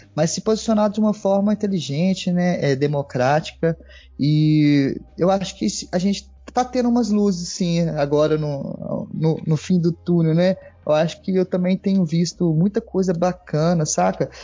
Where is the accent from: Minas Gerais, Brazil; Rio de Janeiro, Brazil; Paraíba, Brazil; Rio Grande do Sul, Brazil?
Minas Gerais, Brazil; Divinópolis; also born or lived in Belo Horizonte / Contagem / São João del-Rei; nasci em Belo Horizonte, morei em outras cidades, Contagem, passei a maior parte da minha vida em Divinópolis